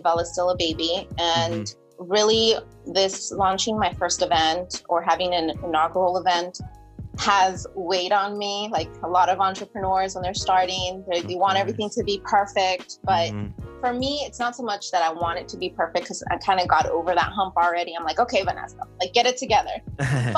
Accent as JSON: {"language": "English", "town": "San Diego", "region": "California", "country": "United States", "also_born_or_lived": "San Francisco / Sacramento / Washington, D.C.", "moved": "as an adult", "said": "I'm from San Diego"}